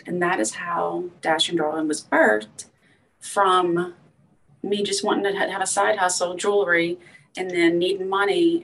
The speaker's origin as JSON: {"language": "English", "town": "LaPlace", "region": "Louisiana", "country": "United States", "tie": "born or raised there", "said": "born and raised in Louisiana in a little bitty town called Laplace"}